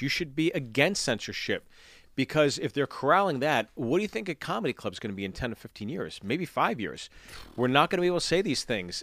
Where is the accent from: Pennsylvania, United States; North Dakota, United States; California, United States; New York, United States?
Pennsylvania, United States; Pittsburgh; growing up in Pittsburgh